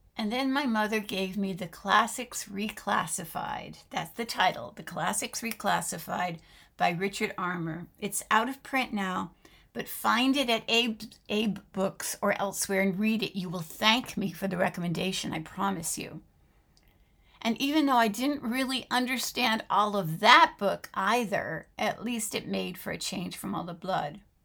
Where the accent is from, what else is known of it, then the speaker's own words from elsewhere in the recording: France; moved away; My mother was American, but my father was French, and I grew up living in France